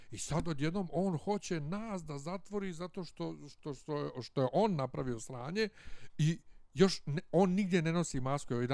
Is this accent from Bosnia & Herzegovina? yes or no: yes; Bosnia & Herzegovina; Pa ja sam iz Bosne